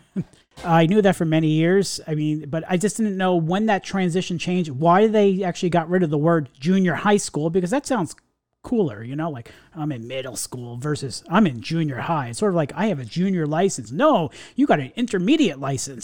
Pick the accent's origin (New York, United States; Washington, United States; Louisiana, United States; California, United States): New York, United States; we went to the same school together growing up in New York